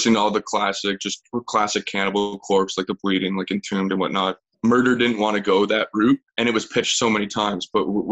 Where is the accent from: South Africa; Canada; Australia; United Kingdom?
Canada; Grimsby, Ontario; also born or lived in Thunder Bay; now in St. Catharines, Canada; I grew up just down the road in Grimsby. So I'm a Niagara boy, but like, yeah, I grew up in Grimsby.